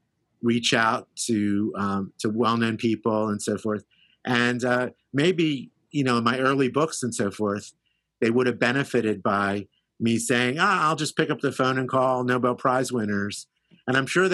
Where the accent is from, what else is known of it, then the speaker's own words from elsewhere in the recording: Philadelphia, Pennsylvania, United States; I grew up in Philadelphia